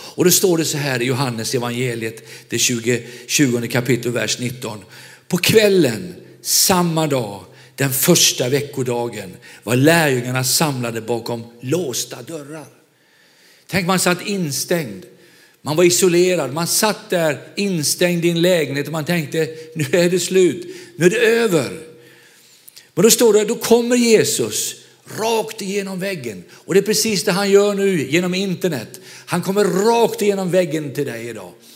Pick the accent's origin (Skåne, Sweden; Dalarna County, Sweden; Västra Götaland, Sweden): Västra Götaland, Sweden; Vänersborg; moved away; Jag är själv västgöte, född i Vänersborg